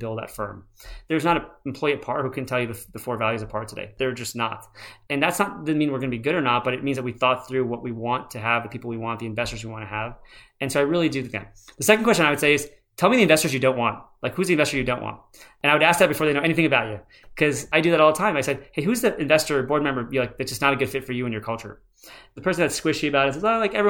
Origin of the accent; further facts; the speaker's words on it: United States; I was born in America